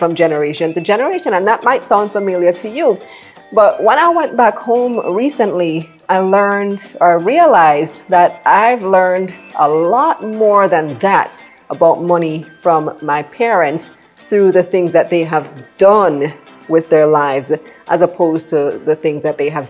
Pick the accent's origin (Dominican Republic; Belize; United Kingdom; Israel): Belize; moved away as an adult; now in Jamaica; I'm actually from Belize, born and raised